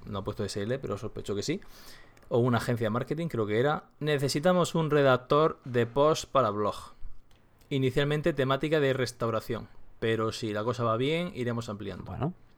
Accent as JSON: {"language": "Spanish", "region": "Region of Murcia", "country": "Spain", "accent": "Murcian", "said": "trilingüe diría yo, que también, que también hablo murciano"}